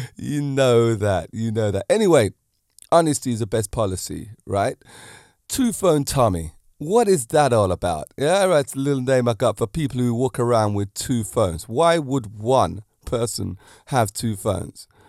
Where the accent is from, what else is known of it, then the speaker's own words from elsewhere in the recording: England, United Kingdom; I'm an English person myself